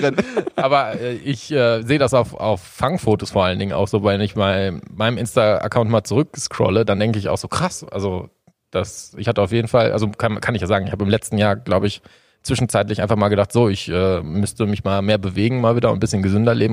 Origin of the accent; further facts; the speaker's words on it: Sauerland, near Warstein, North Rhine-Westphalia, Germany; ich bin 33 Jahre, komme aus dem Sauerland, äh, aus der Nähe von Warstein.